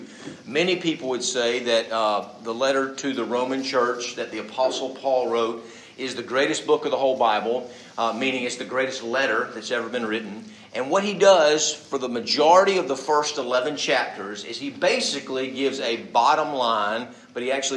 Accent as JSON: {"language": "English", "town": "Birmingham", "region": "Alabama", "country": "United States", "tie": "born or raised there", "said": "growing up in Birmingham, the belt buckle of the South"}